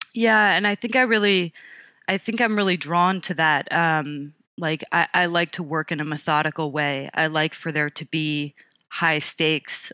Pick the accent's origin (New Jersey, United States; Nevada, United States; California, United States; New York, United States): New York, United States; Montauk; moved away; I grew up on Camp Hero